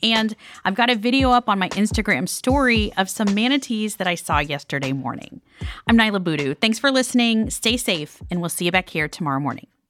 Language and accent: English; Miami, Florida, United States; I've been hosting from my hometown of Miami for much of the last few weeks